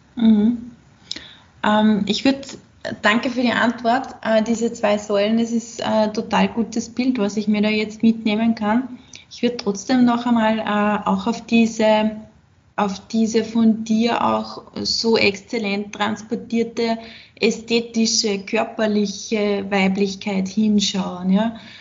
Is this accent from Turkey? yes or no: no; Austria; bei uns in Österreich